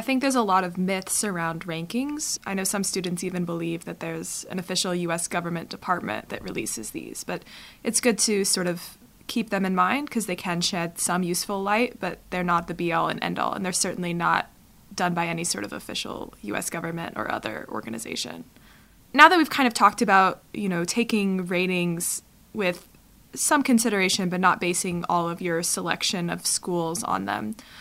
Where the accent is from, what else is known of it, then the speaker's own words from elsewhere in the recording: Nebraska, United States; moved away as an adult; also born or lived in Washington, D.C.; now in Canberra, Australia; leaving my home state of Nebraska